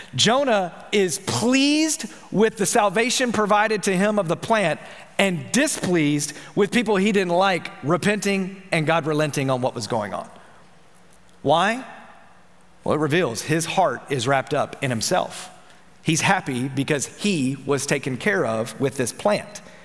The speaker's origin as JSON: {"language": "English", "town": "Memphis", "region": "Tennessee", "country": "United States", "said": "I'm from Memphis"}